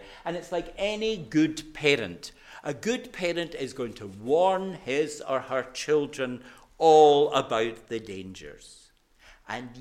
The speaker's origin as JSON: {"language": "English", "town": "Glasgow", "region": "Scotland", "country": "United Kingdom", "said": "I'm a Glaswegian"}